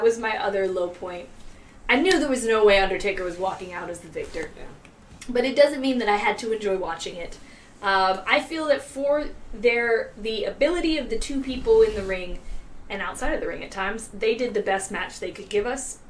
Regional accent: Virginia, United States; I am from Virginia as well. Uh, five years in Richmond

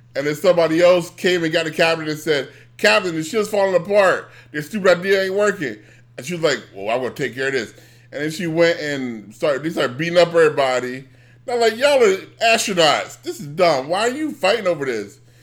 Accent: United States; I'm an American

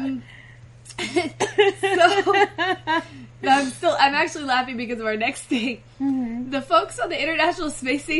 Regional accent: Virginia, United States; now in Los Angeles, United States; I'm from Virginia

